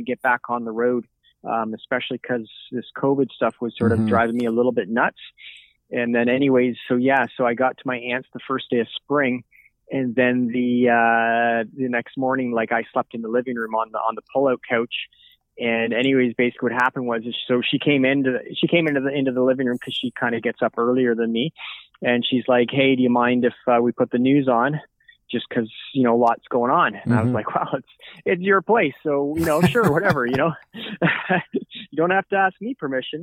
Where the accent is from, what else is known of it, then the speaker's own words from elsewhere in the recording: Grimsby, Ontario, Canada; I'm from Grimsby, Ontario originally, 47 years old